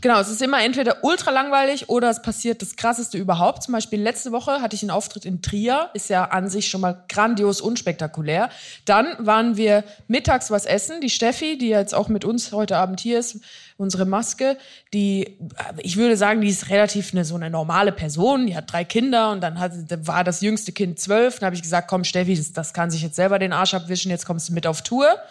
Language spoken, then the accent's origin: German; Switzerland; ich bin eine Schweizerin